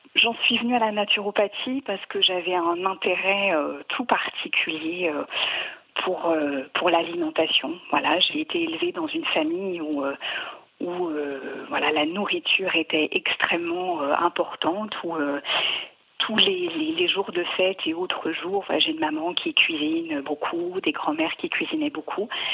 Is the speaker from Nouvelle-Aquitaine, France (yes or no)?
no; Savoy, Auvergne-Rhône-Alpes, France; je suis une savoyarde